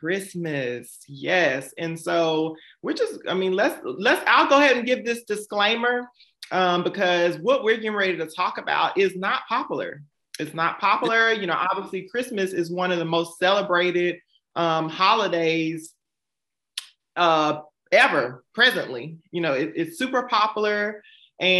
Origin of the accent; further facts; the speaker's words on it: Savannah, Georgia, United States; hailing from the great Savannah, Georgia. And that is also my hometown